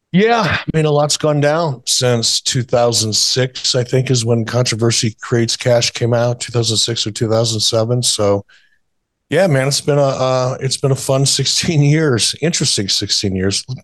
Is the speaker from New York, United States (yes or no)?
no; Detroit, Michigan, United States; moved away; also born or lived in Minnesota; growing up in Detroit